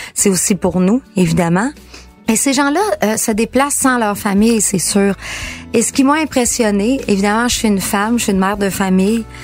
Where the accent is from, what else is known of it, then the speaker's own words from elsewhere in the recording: Quebec, Canada; chez nous au Lac-Saint-Jean